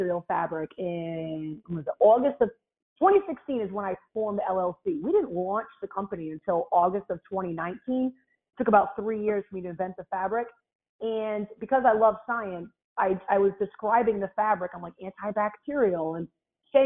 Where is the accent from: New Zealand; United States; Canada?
United States; Rhode Island; now in Houston, United States; I live in Houston, Texas, but I'm from Rhode Island, so I have this like weird accent